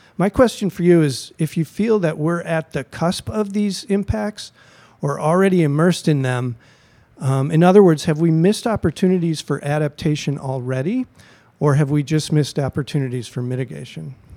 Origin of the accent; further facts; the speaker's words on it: California, United States; moved away as an adult; also born or lived in Merced / San Francisco / San Luis Obispo; now in Chicago, United States; I lived in California for fifteen years in Merced, San Francisco, and San Luis Obispo